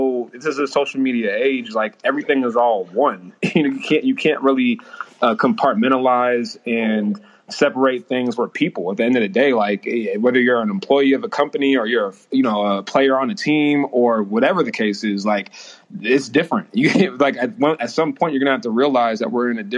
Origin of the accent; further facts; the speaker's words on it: Oakland, California, United States; I'm from Oakland, California